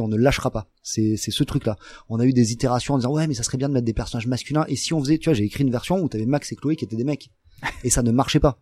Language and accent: French; France; nous en tant en tant que français